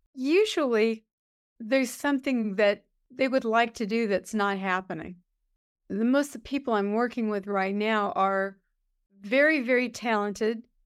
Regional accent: Los Angeles, California, United States; I grew up in East Los Angeles

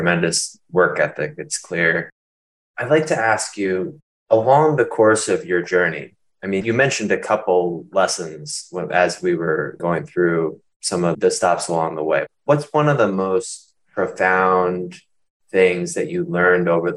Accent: United States; as an American born in the United States

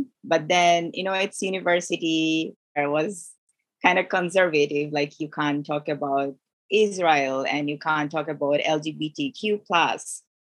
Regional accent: Bangladesh; also born or lived in Middle East; now in Canada; I'm from Bangladesh, grew up in Middle East, so I can relate to Middle Eastern people, people from Kuwait and Saudi Arabia, how they interact, their culture. My background is South Asia

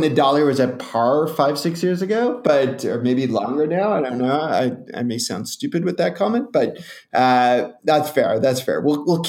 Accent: Toronto, Ontario, Canada; I'm from Toronto, right on the border.

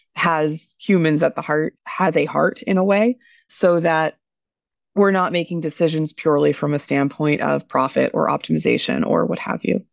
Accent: United States; as an American myself

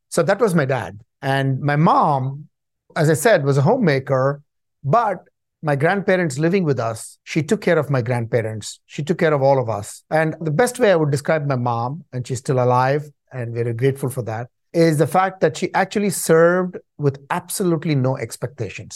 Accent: Chennai, Tamil Nadu, India; moved away as an adult; also born or lived in Canada; now in United States; I was born in Chennai, India, which used to be called Madras in those days

